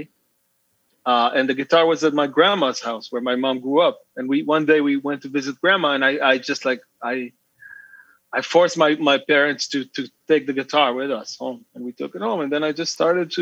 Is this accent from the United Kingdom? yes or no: no; Israel; I was born and raised in Israel